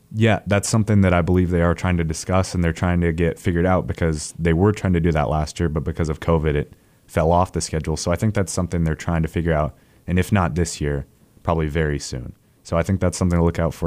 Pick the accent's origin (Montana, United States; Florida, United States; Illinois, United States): Montana, United States; moved away; growing up in Montana